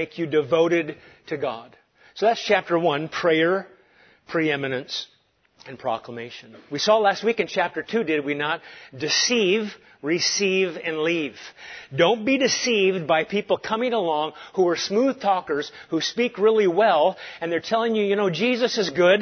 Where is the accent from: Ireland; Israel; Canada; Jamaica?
Israel; Galilee; moved away; also born or lived in Santa Cruz, California; I'm a kid from Galilee